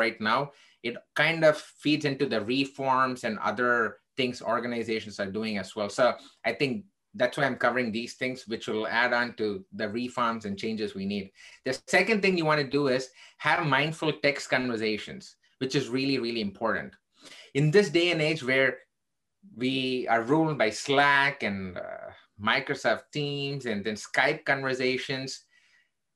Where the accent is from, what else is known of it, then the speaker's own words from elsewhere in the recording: India; now in Chicago, United States; I am originally Indian. I'm still Indian, actually, but I became an American citizen.